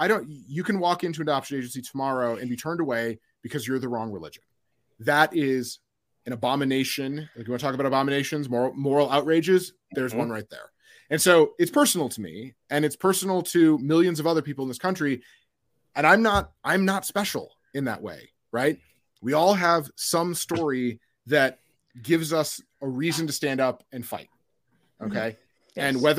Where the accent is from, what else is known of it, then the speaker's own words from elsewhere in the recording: Midwest, United States; And then we mix it with mayo because I'm from the Midwest.